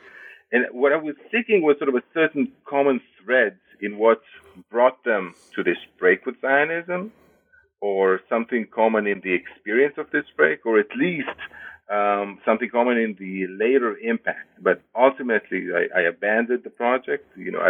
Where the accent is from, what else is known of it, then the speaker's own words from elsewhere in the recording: Israel; I was born and raised in Israel. I studied in Jerusalem, Berlin, and Madison, Wisconsin.